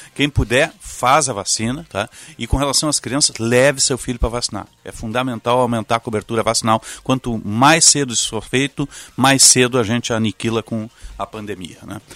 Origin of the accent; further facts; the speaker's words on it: Porto Alegre, Rio Grande do Sul, Brazil; vim para cá em 69, né? tinha quatro anos, 69 vim para cá. E aí me, me tornei porto-alegrense, né? hoje eu nasci em Rio Grande, mas passei boa parte da minha vida, grande parte da minha vida aqui em Porto Alegre